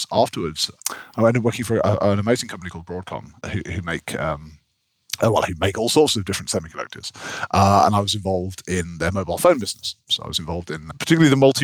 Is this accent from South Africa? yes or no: no; near Leeds, Yorkshire and the Humber, United Kingdom; moved away; also born or lived in Cambridge; we grew up near Leeds up in Yorkshire